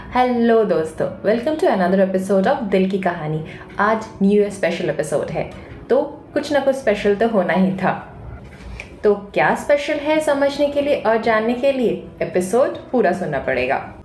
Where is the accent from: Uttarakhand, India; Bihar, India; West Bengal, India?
West Bengal, India; Kolkata; moved away as an adult; now in Mumbai, India; मैं born and brought up Calcutta से हूँ मैं एक बंगाली हूँ बट अभी मैं मुंबई में रहती हूँ